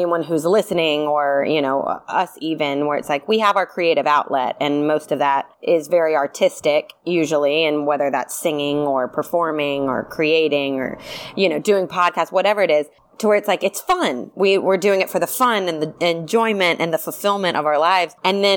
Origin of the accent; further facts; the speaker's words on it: the South, United States; now in Los Angeles, United States; I'm also from the South